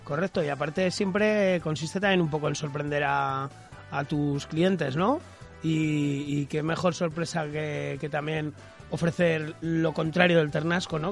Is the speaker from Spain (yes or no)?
yes; Aragon, Spain; desde nuestra tierra, ¿no? Y desde Aragón